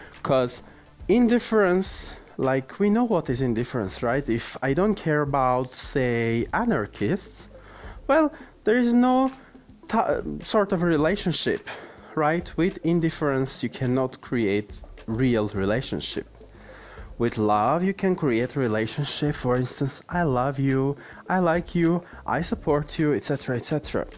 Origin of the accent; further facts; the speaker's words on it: Armenia; I'm from Armenia, the Republic of Armenia